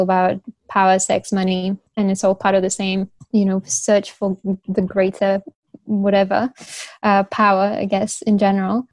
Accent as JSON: {"language": "English", "region": "Beijing", "country": "China", "tie": "born or raised there", "also_born_or_lived": "United Kingdom", "said": "I was born and raised in Beijing"}